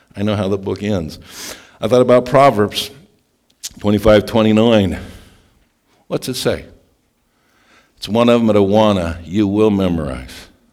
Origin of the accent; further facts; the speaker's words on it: Scottsbluff, Nebraska, United States; moved away; also born or lived in Stillwater, Oklahoma; I grew up in Scotts Bluff, Nebraska, and Stillwater, Oklahoma